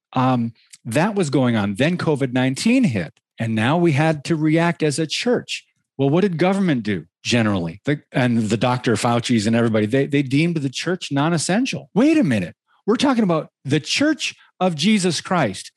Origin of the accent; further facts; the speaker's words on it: Michigan, United States; moved away; also born or lived in Southern California; I grew up in Michigan, then moved out to California